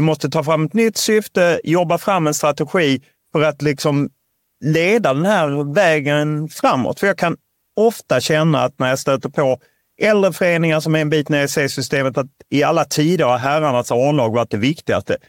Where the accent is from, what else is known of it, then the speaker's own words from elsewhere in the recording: Lund, Skåne, Sweden; jag är uppvuxen i Lund